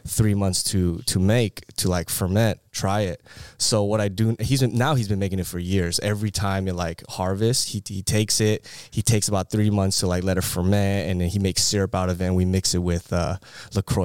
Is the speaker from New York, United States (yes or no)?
no; Bay Area, California, United States; moved away as an adult; also born or lived in Irvine; now in Orange County, United States; I'm actually from the Bay Area